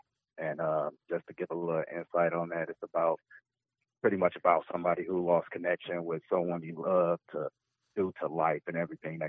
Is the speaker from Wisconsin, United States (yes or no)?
yes; Milwaukee, Wisconsin, United States; I hail from Milwaukee.